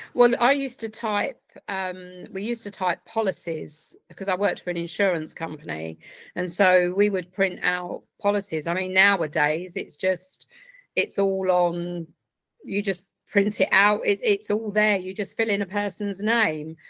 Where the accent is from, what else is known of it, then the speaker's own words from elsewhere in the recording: Essex, East of England, United Kingdom; now in Reading, United Kingdom; originally from Essex